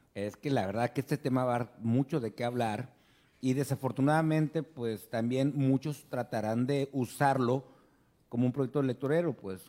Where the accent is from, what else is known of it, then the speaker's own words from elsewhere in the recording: Ciudad Obregón, Sonora, Mexico; la ciudad de Obregón, Sonora, mi tierra querida de amor